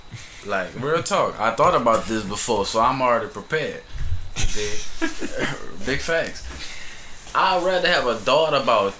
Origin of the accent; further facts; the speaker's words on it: Slidell, Louisiana, United States; I'm from Slidell, Louisiana. You know what I'm saying? But just, it's country.